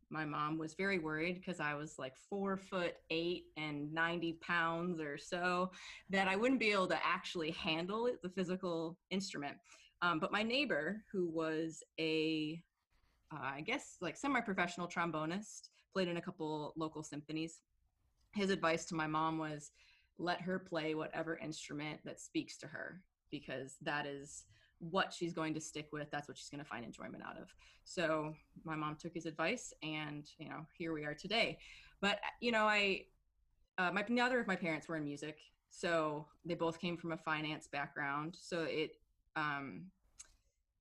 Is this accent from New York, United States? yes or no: no; Birmingham, Michigan, United States; also born or lived in Royal Oak, Michigan / London; I grew up in Michigan, in Birmingham, Michigan, and then my parents, we all moved to London for a few years when I was a kid